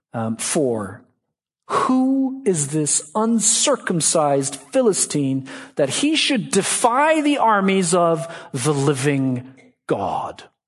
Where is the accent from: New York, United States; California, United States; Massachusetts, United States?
Massachusetts, United States; Boston; I'm from Boston